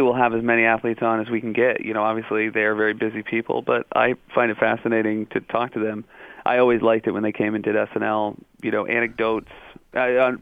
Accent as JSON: {"language": "English", "region": "New England", "country": "United States", "tie": "born or raised there", "also_born_or_lived": "Pittsburgh, Pennsylvania / Michigan", "said": "I lived there when I was very young, mm-hmm. but I sort of grew up in Michigan and then New England were my formative years."}